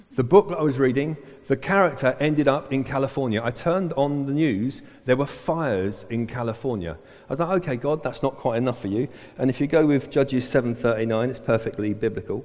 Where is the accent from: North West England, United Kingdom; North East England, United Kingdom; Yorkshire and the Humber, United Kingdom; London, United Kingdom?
London, United Kingdom; Southall; I'm from Southall